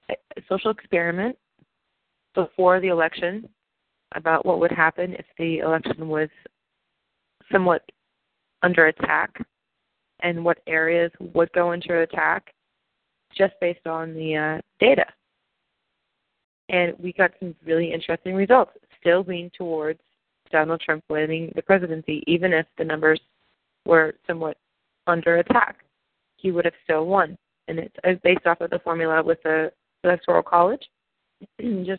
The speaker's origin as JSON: {"language": "English", "region": "Pennsylvania", "country": "United States", "said": "I'm from Pennsylvania"}